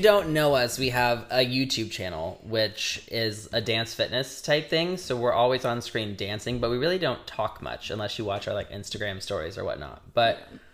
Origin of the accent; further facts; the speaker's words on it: Indiana, United States; we're both from Indiana